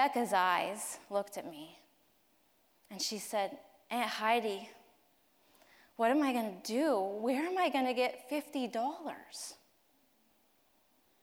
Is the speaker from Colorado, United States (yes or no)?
yes; Colorado Springs, Colorado, United States; moved away; Colorado Springs is my hometown